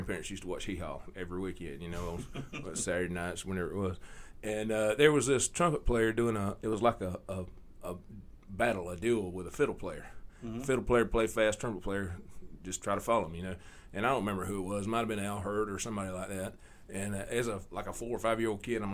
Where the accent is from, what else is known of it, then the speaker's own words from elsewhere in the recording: Soperton, Georgia, United States; also born or lived in McRae, Georgia; I'm originally from Soperton, Georgia, just up the road. Moved to McRae in 86 when I was 14